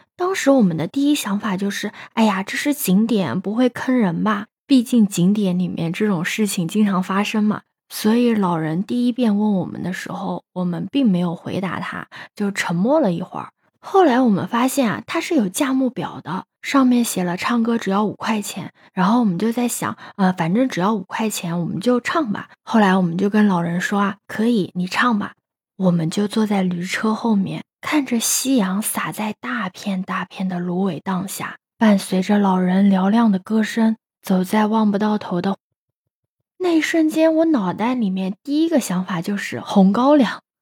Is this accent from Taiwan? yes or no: no; Jiangsu-Zhejiang-Shanghai area, China; 我是出生在江浙沪这一带